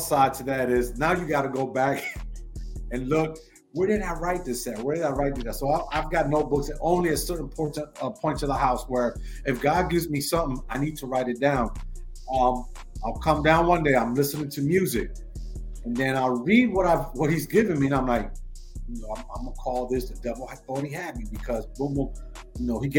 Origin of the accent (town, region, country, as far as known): Washington, District of Columbia, United States; born or raised there; accent: New York; also born or lived in Lower East Side, Manhattan, New York